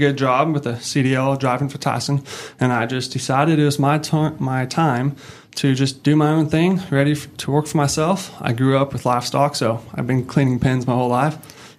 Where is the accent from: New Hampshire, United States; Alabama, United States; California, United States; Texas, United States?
California, United States; now in Northwest Arkansas, United States; I'm originally from California, moved here in 2018